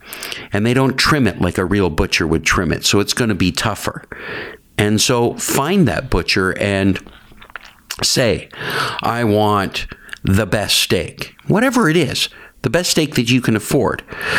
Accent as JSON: {"language": "English", "town": "Paris", "region": "Ontario", "country": "Canada", "tie": "born or raised there", "also_born_or_lived": "Georgetown, Ontario", "moved": "as an adult", "lives_now": "Toronto, Canada", "said": "I was born in Georgetown. In Georgetown. In Georgetown, but grew up in Paris, Ontario."}